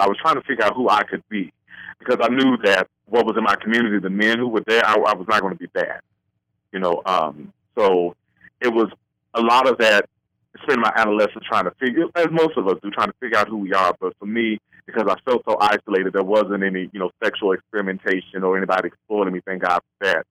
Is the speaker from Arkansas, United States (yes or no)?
yes; Little Rock, Arkansas, United States; now in Virginia Beach, United States; when I was growing up in Little Rock